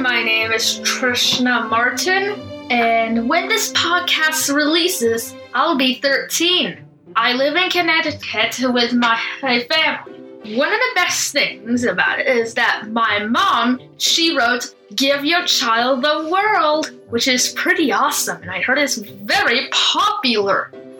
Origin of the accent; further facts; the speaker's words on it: India; This book takes place in India, which is my home country.